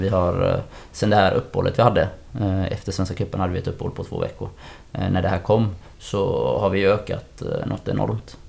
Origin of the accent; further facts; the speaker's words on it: Gothenburg, Västra Götaland, Sweden; also born or lived in Hisingen; jag flyttade dit från Angered gjorde jag